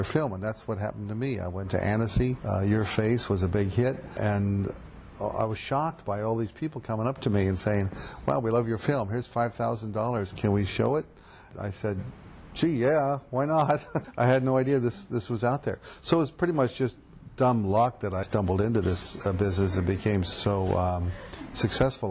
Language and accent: English; Portland, Oregon, United States; now in New York, United States; It's my hometown